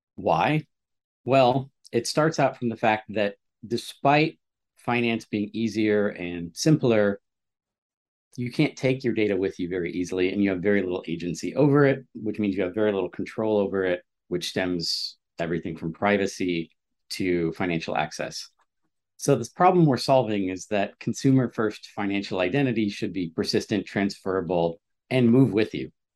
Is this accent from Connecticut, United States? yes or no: yes; Stamford, Connecticut, United States; I grew up in Stamford, Connecticut